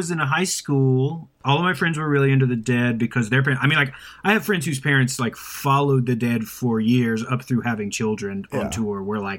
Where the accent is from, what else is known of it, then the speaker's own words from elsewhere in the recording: Asheville, North Carolina, United States; I'm originally from Asheville, North Carolina.